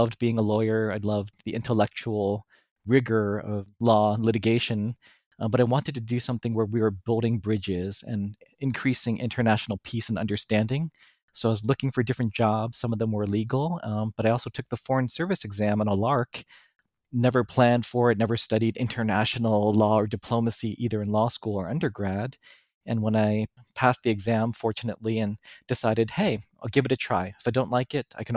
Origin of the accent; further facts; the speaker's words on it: New York City, New York, United States; I was born and raised in New York City